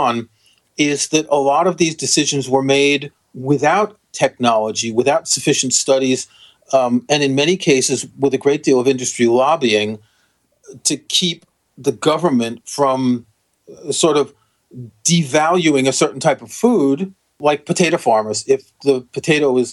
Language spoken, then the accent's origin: English; New York, United States; We grew up in New York